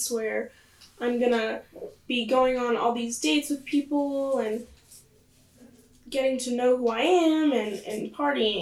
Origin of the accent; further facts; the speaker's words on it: Inland Empire, Southern California, United States; moved away as an adult; now in Eastern Washington, United States; I am from Southern California, and yeah, I'm from the Inland Empire, and I now live in the PNW.